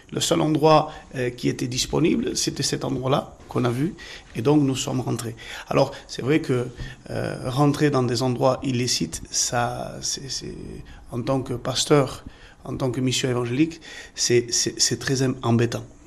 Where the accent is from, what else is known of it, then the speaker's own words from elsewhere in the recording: Limoges, Nouvelle-Aquitaine, France; Limoges, moi je suis de Limoges